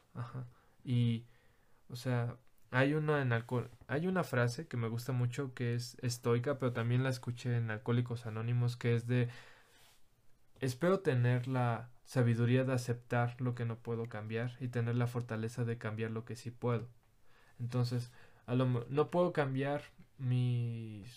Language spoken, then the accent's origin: Spanish; Mexico; Soy mexicano, no puedo cambiar que soy mexicano